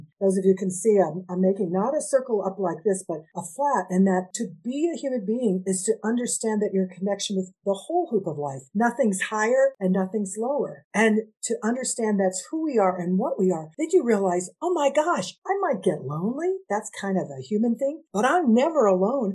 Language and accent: English; United States; I'm half Indigenous, Nahua, which people know as Aztec, and I'm Mexican American.